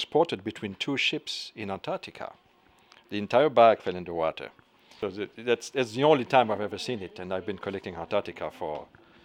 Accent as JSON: {"language": "English", "country": "Belgium", "said": "I'm from Belgium."}